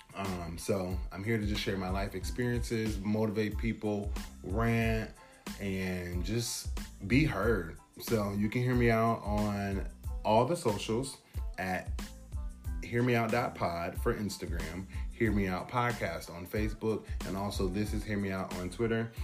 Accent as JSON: {"language": "English", "town": "Portland", "region": "Oregon", "country": "United States", "tie": "born or raised there", "moved": "yes", "lives_now": "East Coast, United States", "said": "I'm born and raised in Portland, Oregon. Currently residing on the East Coast."}